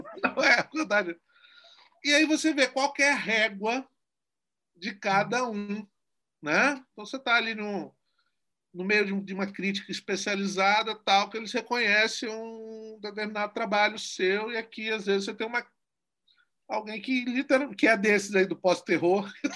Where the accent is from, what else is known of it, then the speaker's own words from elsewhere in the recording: Guarapari, Espírito Santo, Brazil; é a primeira vez que eu ganhei o edital da minha terra, e é o primeiro filme capixaba